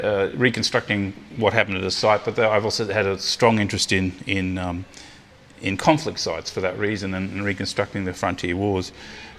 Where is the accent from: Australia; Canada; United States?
Australia; Sydney, New South Wales; also born or lived in Netherlands / Brisbane / Sunshine Coast; I was born in Holland, in the Netherlands, and my family came out here when I was four. Grew up in Sydney and then up here in Brisbane